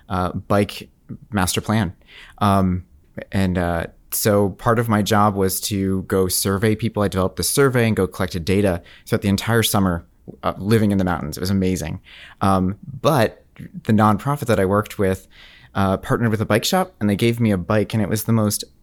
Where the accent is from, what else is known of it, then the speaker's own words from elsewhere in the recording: Canada; my dad would, would make a big deal that we are French Canadian. We're not just French. We're French Canadian.